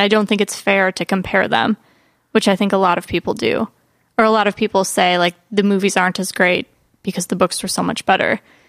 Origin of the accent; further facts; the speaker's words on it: United States; I'm American and I read I read the American book and saw the American movie.